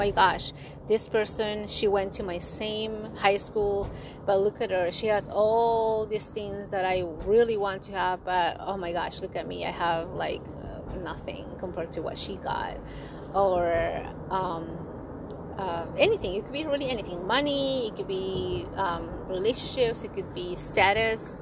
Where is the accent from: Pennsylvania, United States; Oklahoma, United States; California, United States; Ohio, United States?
California, United States; Bay Area; I'm from the Bay Area